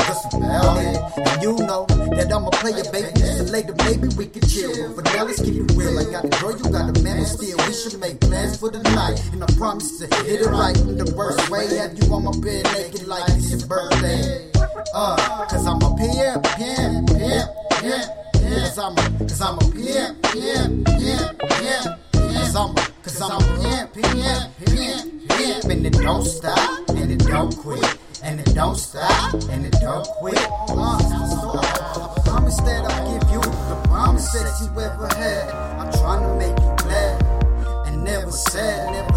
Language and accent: English; Arizona, United States; I'm from Arizona